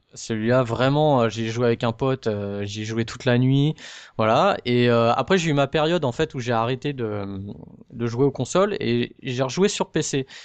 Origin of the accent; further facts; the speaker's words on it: France; en tant que français